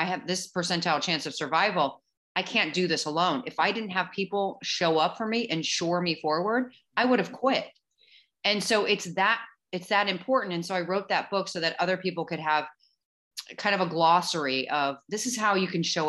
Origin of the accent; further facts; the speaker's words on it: St. Louis, Missouri, United States; I grew up in St. Louis. I grew up in the Midwest